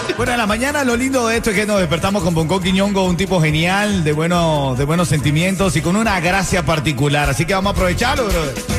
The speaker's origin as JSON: {"language": "Spanish", "country": "Cuba", "moved": "yes", "lives_now": "Miami, United States", "said": "de allá donde yo soy, de Buenavista"}